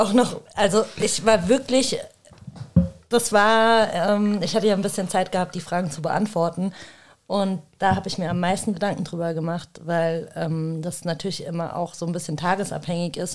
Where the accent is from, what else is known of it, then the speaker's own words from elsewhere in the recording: suburb of Rüsselsheim, Hesse, Germany; ich als, äh, als zwar nicht Rüsselsheimerin, ich bin äh, ja aus dem Vorort